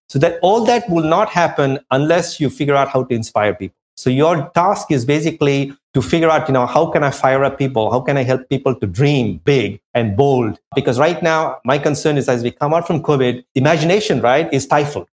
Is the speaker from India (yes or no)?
yes; India; also born or lived in France; now in New York, United States; I come from India, we have a caste system